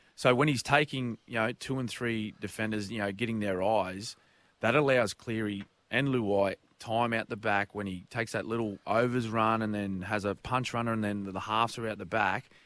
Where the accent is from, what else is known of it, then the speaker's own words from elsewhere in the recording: Queensland, Australia; as a Queenslander